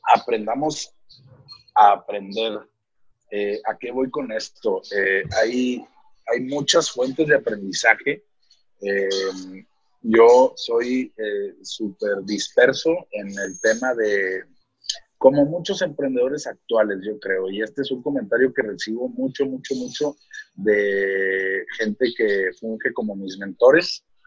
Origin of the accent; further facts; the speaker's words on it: Apodaca, Nuevo León, Mexico; also born or lived in Guadalupe, Mexico; now in San Pedro Garza García, Mexico; yo crecí en, cerca de Apodaca y luego este, mi adolescencia la viví en Guadalupe y luego ya me vine a vivir a San Pedro hace 10 años